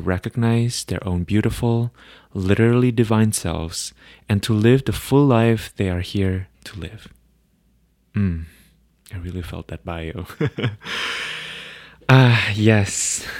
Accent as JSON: {"language": "English", "region": "Virginia", "country": "United States", "tie": "born or raised there", "also_born_or_lived": "Bangkok, Thailand / Bangladesh / Pakistan / Kenya", "said": "I come from a big international family. I was born in Bangkok, Thailand, and grew up in Bangladesh, Pakistan, Kenya, and Northern Virginia."}